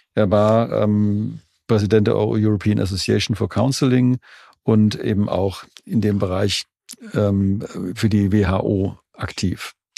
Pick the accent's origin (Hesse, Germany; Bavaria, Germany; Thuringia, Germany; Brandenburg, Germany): Hesse, Germany; Jugenheim; born or raised there